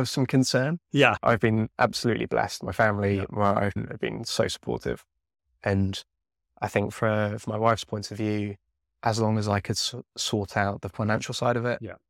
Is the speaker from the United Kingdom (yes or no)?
yes; Devon, South West England, United Kingdom; I grew up down in Devon